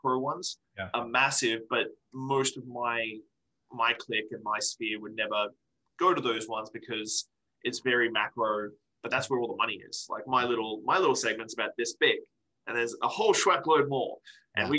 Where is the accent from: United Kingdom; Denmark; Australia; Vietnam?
Australia; now in Victoria, Canada; I'm still an Australian dude who lives in Victoria, BC.